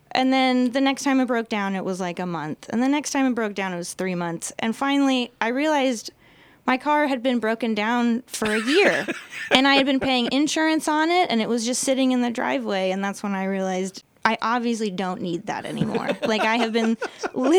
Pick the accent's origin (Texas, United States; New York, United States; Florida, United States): Texas, United States; Austin; moved away; I'm from Austin, born and raised there.